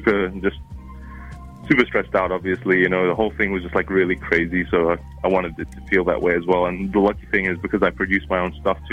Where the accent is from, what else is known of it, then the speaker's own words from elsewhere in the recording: New Zealand; accent: hybrid of Arabic and Kiwi; my accent, which is like a hybrid of Arabic and Kiwi